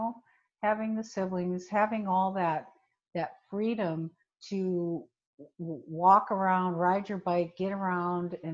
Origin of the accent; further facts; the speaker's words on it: Minnesota, United States; I grew up in Minnesota, and I was number 3 of 5 children